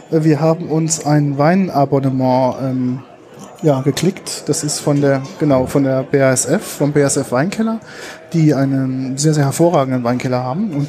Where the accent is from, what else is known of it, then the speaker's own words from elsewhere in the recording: Rhineland-Palatinate, Germany; also als Pfälzer hat man natürlich ähm, richtige Gläser, die sogenannte Dubbelgläser.